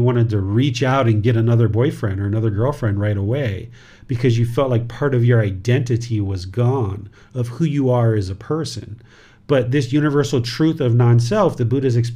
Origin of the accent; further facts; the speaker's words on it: United States; now in Thailand; I am a dad, I am American. I live in Thailand.